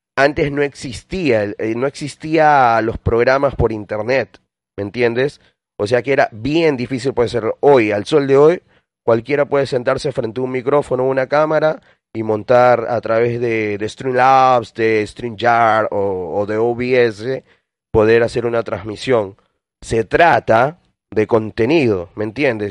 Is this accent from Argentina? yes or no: no; Lima, Peru; now in Milan, Italy; yo soy de Villa El Salvador, en Lima